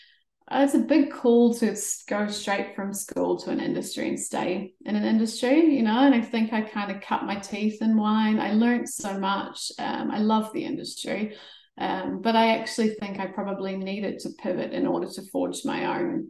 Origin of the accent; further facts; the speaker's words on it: South Canterbury, New Zealand; moved away as an adult; also born or lived in Amsterdam; I grew up in rural South Canterbury